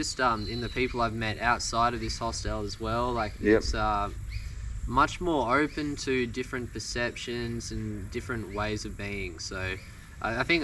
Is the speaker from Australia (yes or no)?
yes; Melbourne, Victoria, Australia; moved away as an adult; now in Byron Shire, Australia; I'm from Melbourne, Australia